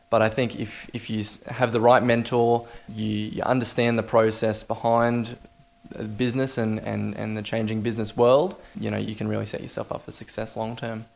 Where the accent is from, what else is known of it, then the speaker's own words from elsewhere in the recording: Toowoomba, Queensland, Australia; growing up in the Toowoomba business community